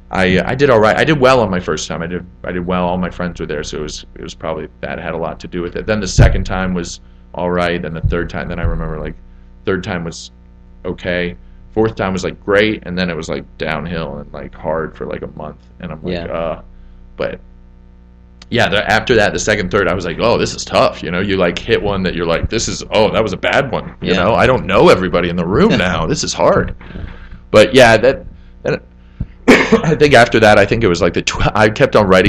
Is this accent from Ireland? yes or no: no; St. Louis, Missouri, United States; also born or lived in Atlanta, Georgia; That's where I started doing comedy, and that's where I was from. I grew up in St. Louis.